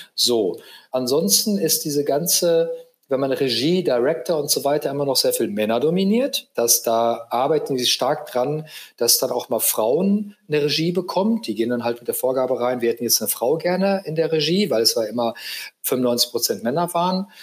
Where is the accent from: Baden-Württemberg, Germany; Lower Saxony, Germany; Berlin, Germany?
Baden-Württemberg, Germany; Aalen; in meinem kleinen Kaff, wo ich herkomme, nämlich Aalen hieß